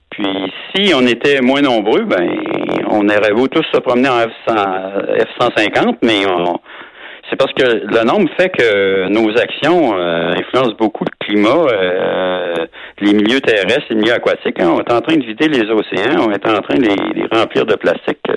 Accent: Quebec City, Quebec, Canada; moi je suis de Québec

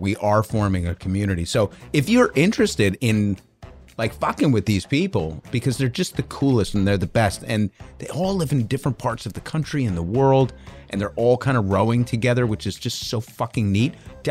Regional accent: California, United States; As a Californian, I'd personally like for Mississippi and red states like that to stop benefiting from my Californian taxes

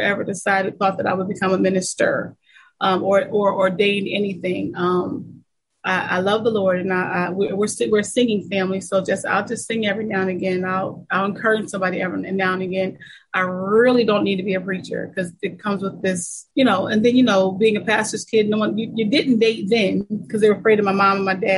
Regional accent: Lancaster, Pennsylvania, United States; I was born and raised in Lancaster, Pennsylvania

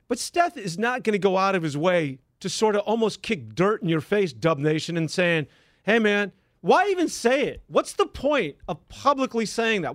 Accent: San Francisco, California, United States; I grew up in San Francisco

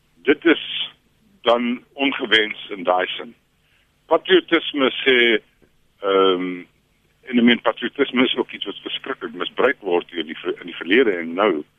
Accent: South Africa; ek is 'n wit Afrikaner en en my mense se geskiedenis

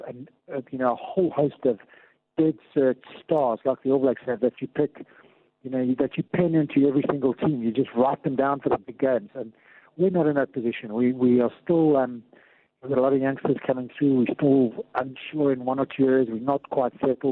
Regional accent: South Africa; as South African rugby fans

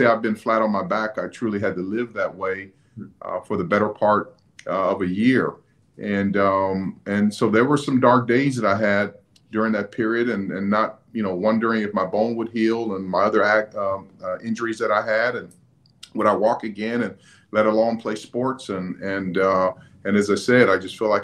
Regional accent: Phoenix, Arizona, United States; I was born and raised in Phoenix, Arizona

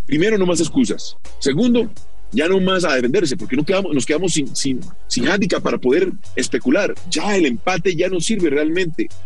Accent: Colombia; nosotros como colombianos

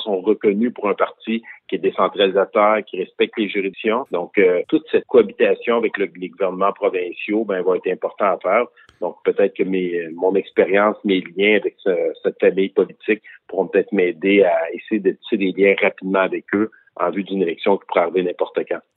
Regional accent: Quebec, Canada

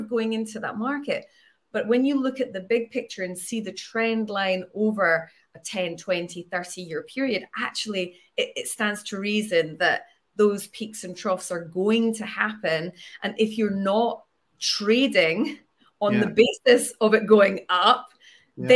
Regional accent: Edinburgh, Scotland, United Kingdom; growing up in Edinburgh

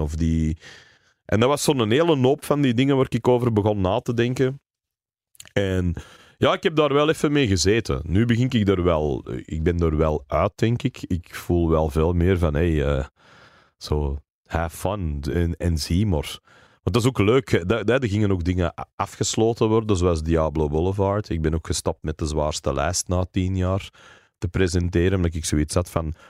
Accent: Berchem, Flanders, Belgium; first language English; Dutch is a second language; also born or lived in Mortsel; ik ben opgegroeid in Berchem

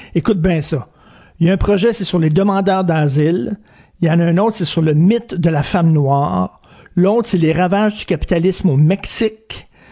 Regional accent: Quebec, Canada; l'histoire du Québec, d'où on vient

